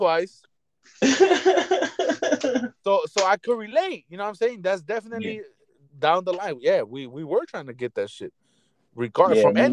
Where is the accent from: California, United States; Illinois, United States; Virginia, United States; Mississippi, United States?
California, United States; Los Angeles; As a fucking kid growing up in Boyle Heights